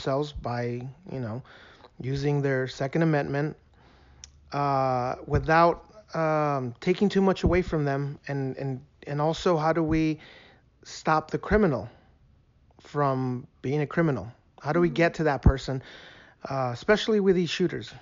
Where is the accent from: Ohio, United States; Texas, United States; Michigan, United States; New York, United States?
Texas, United States; El Paso; moved away; I'm from El Paso